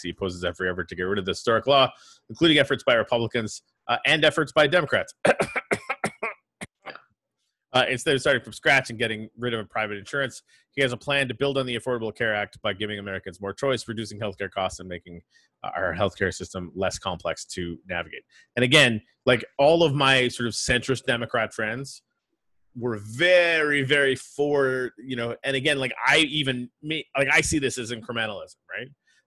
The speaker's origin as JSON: {"language": "English", "country": "Canada", "moved": "as an adult", "lives_now": "United States", "said": "as a Canadian"}